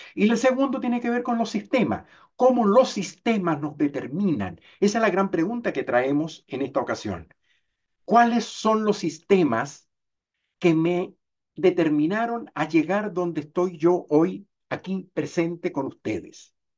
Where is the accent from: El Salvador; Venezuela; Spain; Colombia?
Venezuela; moved away as an adult; now in Chile; Nací en Chile, pero me crié en Venezuela y terminé de envejecer en Chile